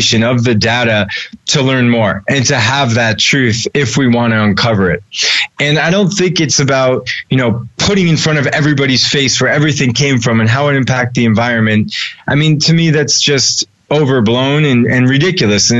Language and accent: English; Newton, Massachusetts, United States; I grew up just outside Boston in a place called Chestnut Hill, Newton, Massachusetts